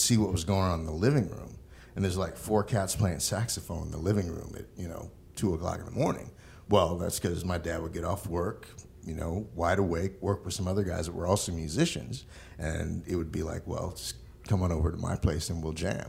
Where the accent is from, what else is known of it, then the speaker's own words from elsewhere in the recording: St. Paul, Minnesota, United States; I was born in St. Paul.